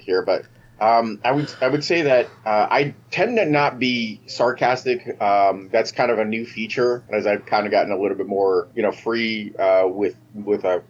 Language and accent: English; New York City, New York, United States; moved away; also born or lived in Moscow; I grew up in New York City